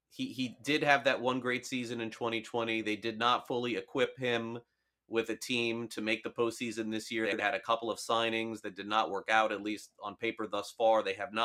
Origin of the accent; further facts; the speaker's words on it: South Florida, United States; growing up in South Florida in the 80s and then in the early 90s